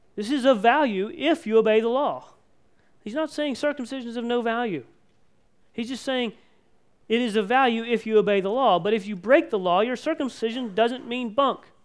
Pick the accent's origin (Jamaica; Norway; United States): United States; we as American Christians and as Mennonite Christians